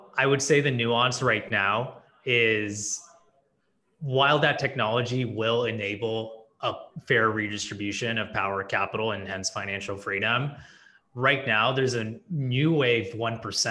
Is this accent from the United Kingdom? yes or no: no; Silicon Valley, California, United States; also born or lived in India; growing up in Silicon Valley